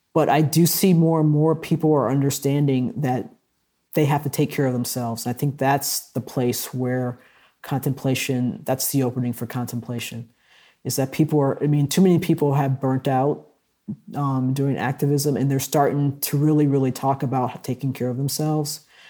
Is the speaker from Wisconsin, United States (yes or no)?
yes; Milwaukee, Wisconsin, United States; in Milwaukee, where I grew up, there were three black radio stations